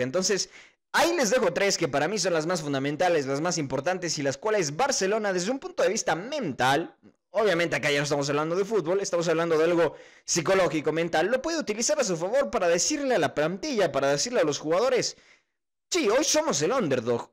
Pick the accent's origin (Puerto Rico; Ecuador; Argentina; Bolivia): Ecuador; uno como ecuatoriano, la verdad es que sí siente al equipo ecuatoriano